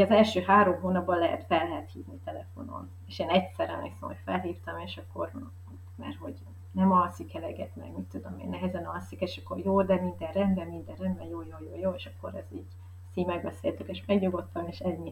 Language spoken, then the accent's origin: Hungarian; Hungary; also born or lived in Northern Italy; now in Italy; magyar vagyok